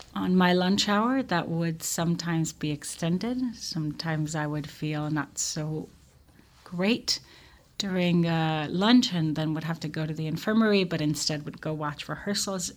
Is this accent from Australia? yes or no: no; Tel Aviv, Tel Aviv District, Israel; I grew up in Israel. I grew up in Tel Aviv.